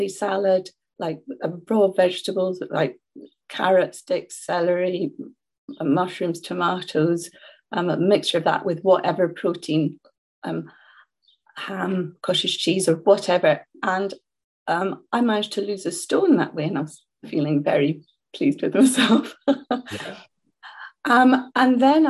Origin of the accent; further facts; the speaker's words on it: Scotland, United Kingdom; I'm Scottish, as you can hear